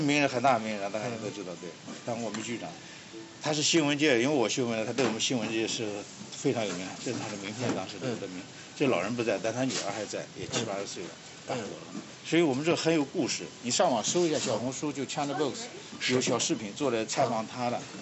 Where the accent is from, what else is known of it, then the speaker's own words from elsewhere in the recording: China; now in United States; 我们中国人，大陆来的人